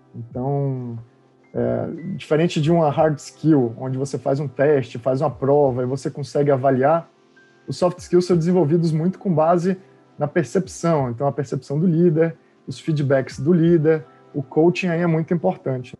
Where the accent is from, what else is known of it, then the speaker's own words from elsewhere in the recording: Salvador, Bahia, Brazil; moved away as an adult; also born or lived in Campinas; eu nasci na Bahia, então saí de Salvador quando tinha 18 anos.